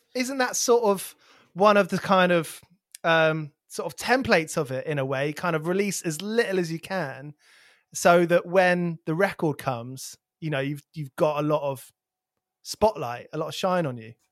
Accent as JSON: {"language": "English", "area": "near Milton Keynes", "region": "South East England", "country": "United Kingdom", "tie": "born or raised there", "said": "a local place where I grew up near Milton Keynes"}